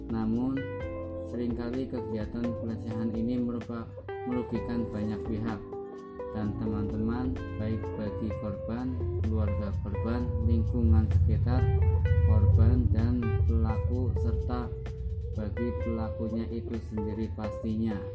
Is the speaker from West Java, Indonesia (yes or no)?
no; Brebes, Central Java, Indonesia; born there; now in Tegal, Indonesia; lahir di Brebes tanggal 7 Desember 1999 atau berumur 20 tahun akan tetapi sekarang saya tinggal di Yomani, Kecamatan Lebakyu, Kabupaten Tegal.